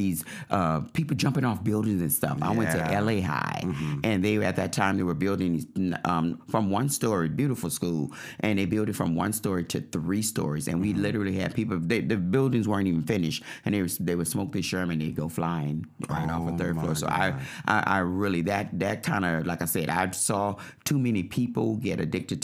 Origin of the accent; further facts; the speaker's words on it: New Orleans, Louisiana, United States; I was born in New Orleans, and we weren't the richest.